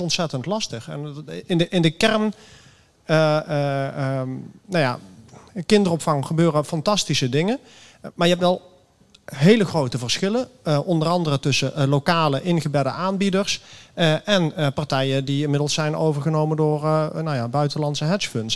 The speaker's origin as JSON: {"language": "Dutch", "town": "Amsterdam", "region": "North Holland", "country": "Netherlands", "said": "ik kom uit Amsterdam. Ik ben hier in Rotterdam."}